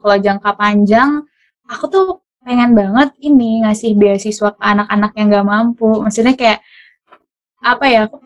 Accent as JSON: {"language": "Indonesian", "region": "Bangka Belitung Islands", "country": "Indonesia", "tie": "born or raised there", "said": "untuk uh, eh, daerahku dulu mungkin untuk Belitung aku pengen banget uh, ngaj uh, bukan ngajar ya"}